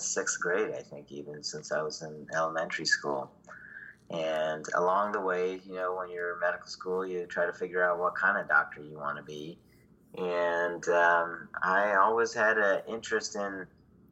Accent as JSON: {"language": "English", "region": "Virginia", "country": "United States", "also_born_or_lived": "Ann Arbor, Michigan", "moved": "as an adult", "lives_now": "San Diego, United States", "said": "I'm from Virginia. I'm an East Coaster"}